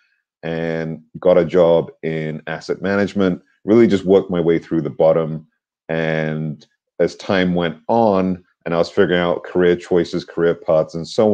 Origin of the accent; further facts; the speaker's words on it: United Kingdom; moved away as an adult; also born or lived in New York; now in New Jersey, United States; My parents moved us to the UK. In the UK, I was raised and educated there throughout high school, college, university